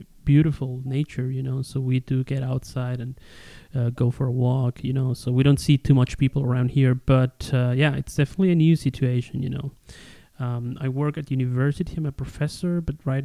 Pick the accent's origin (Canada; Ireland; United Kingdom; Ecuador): Ecuador; I am from Ecuador. I live in the Amazon rainforest